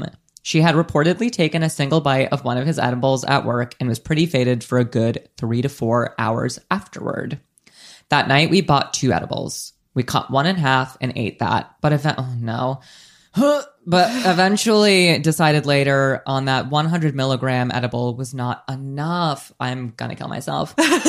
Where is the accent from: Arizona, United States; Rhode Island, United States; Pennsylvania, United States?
Rhode Island, United States; I'm also from Rhode Island and went to the same high school as Nika.